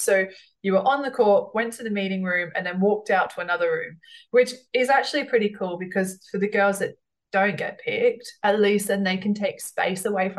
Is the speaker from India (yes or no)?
no; Australia; it wasn't so much like a rivalry of like, I'm Australian, but I'm Brit. I had a lot of pride.